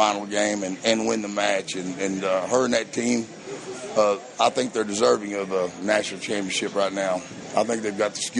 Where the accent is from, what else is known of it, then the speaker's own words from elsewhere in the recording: Edmond, Oklahoma, United States; Edmond. We're from Edmond.